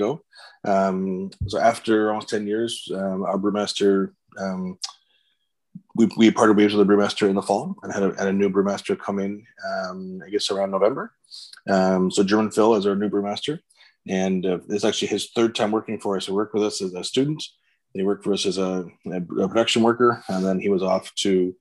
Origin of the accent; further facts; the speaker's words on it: Pickering, Ontario, Canada; moved away as an adult; now in Ottawa, Canada; I grew up in the Toronto area, just east of Toronto in Pickering, Ontario